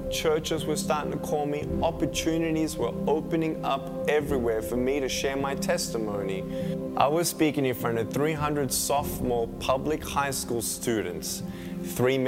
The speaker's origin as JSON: {"language": "English", "town": "Melbourne", "region": "Victoria", "country": "Australia", "tie": "born or raised there", "said": "I was born in Melbourne, Australia, 1982"}